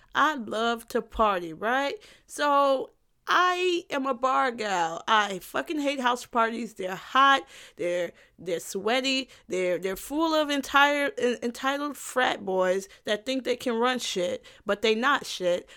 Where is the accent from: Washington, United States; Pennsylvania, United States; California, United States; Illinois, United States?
Illinois, United States; South Suburbs of Chicago; I'm not from Chicago. I'm, like, from, from the South Suburbs